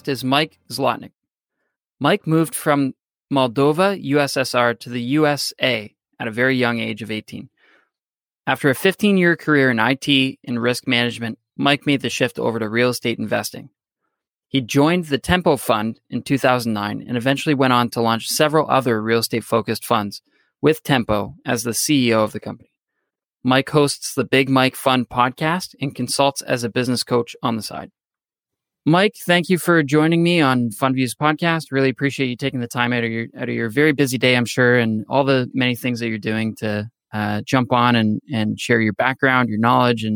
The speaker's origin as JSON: {"language": "English", "country": "Canada", "moved": "as an adult", "lives_now": "United States", "said": "I'm also an immigrant. I'm from Canada. Originally, I moved here 5 years ago"}